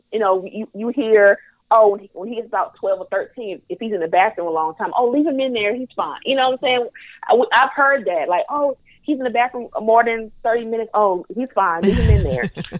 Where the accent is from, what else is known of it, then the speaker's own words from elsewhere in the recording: the South, United States; But, again, I am from the Bible Belt South, and I don't ever remember someone telling me that touching myself was okay.